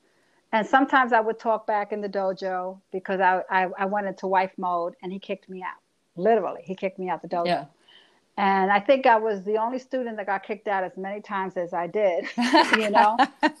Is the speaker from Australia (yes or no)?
no; New York City, New York, United States; I'm a chick from the Bronx